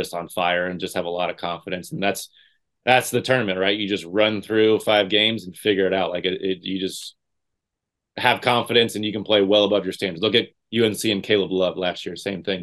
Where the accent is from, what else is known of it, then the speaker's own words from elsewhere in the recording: Indiana, United States; growing up in Indiana